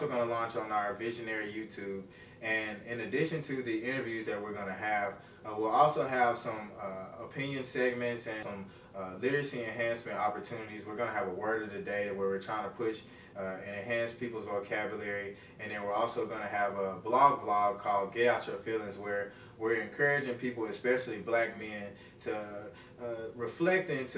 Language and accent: English; Little Rock, Arkansas, United States; also born or lived in Jacksonville, Arkansas; I'm from Jacksonville, Arkansas. It's right outside of Little Rock. I grew up in Little Rock, Arkansas